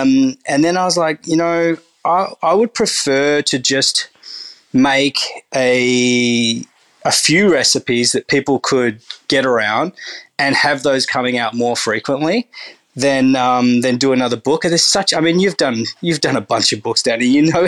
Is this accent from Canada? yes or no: no; Turkey; that Turkish bread that you call Turkish bread, that's, I'm from Turkey, we don't actually even have that.